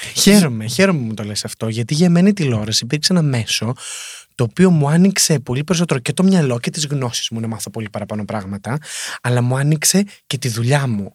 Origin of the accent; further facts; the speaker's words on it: Greece; moved away; έρχομαι από την Ελλάδα